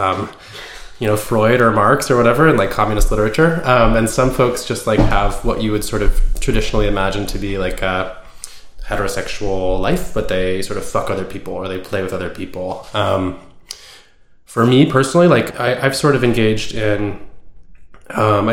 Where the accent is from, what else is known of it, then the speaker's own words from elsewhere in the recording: Bay Area, California, United States; I grew up in the Bay Area, kind of like in a communal sort of house